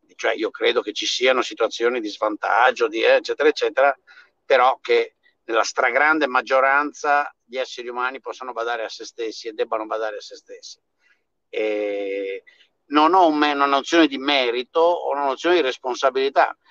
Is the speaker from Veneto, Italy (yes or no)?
yes; Veneto, Italy; moved away as an adult; now in United States; sono cresciuto nel Veneto morto di fame degli anni 50 e 60